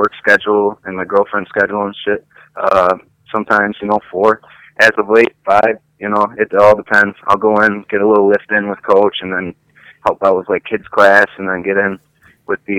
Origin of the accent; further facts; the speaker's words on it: Batavia, New York, United States; also born or lived in Bergen, New York; I'm from Batavia originally, so it's kind of like my hometown